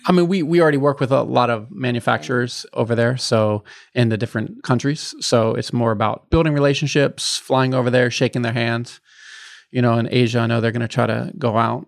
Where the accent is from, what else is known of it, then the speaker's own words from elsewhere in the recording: Bethesda, Maryland, United States; I'm from Bethesda, so right outside of D C